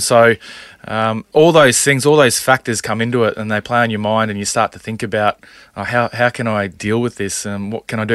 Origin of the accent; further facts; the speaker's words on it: Townsville, Queensland, Australia; growing up in Townsville